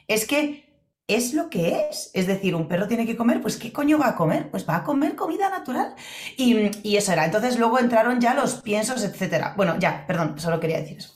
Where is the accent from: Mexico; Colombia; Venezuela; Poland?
Poland; now in Spain; yo cuando era pequeña en Polonia